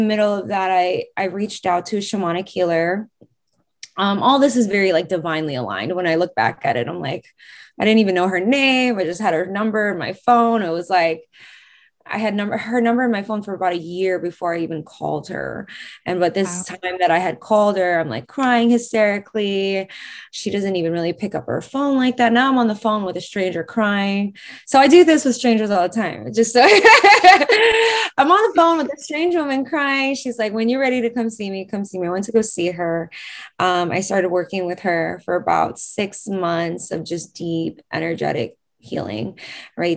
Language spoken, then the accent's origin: English; New York, United States; I'm born and raised in New York